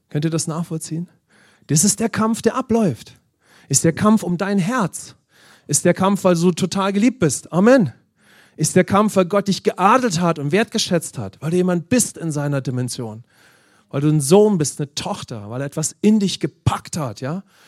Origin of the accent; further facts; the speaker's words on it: Germany; insbesondere als Deutsche